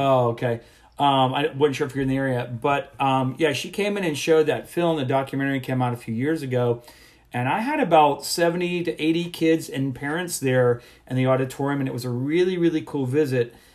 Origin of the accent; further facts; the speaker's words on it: South Florida, United States; I grew up in South Florida